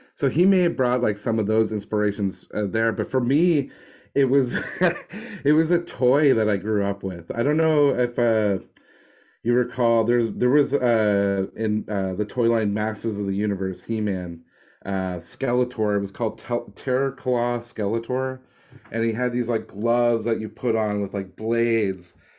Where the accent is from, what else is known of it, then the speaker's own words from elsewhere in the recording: Nova Scotia, Canada; I grew up in like Nova Scotia